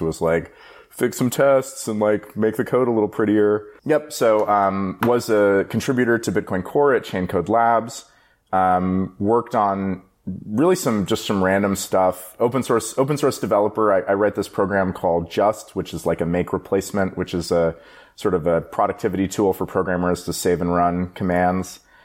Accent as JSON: {"language": "English", "area": "Bay Area", "region": "California", "country": "United States", "tie": "born or raised there", "said": "I live in the Bay Area. I grew up in the Bay Area"}